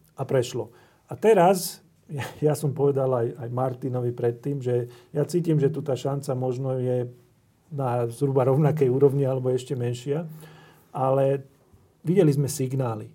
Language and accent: Slovak; Slovakia; som vyrastal pri Dunaji